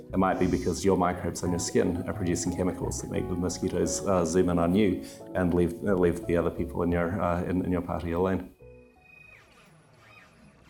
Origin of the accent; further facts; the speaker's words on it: Dunedin, Otago, New Zealand; moved away as an adult; also born or lived in United States; now in San Diego, United States; I grew up in Dunedin, New Zealand, so it's on the South Island